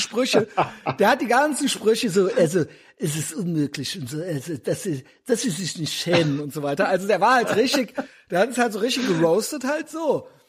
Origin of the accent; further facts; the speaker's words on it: East Germany, Germany; als Ossi